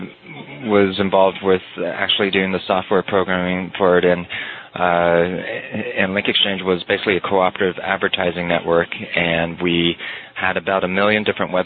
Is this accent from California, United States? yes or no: yes; Bay Area, California, United States; moved away as an adult; also born or lived in East Coast; now in Las Vegas, United States; I grew up in the Bay Area and then went to college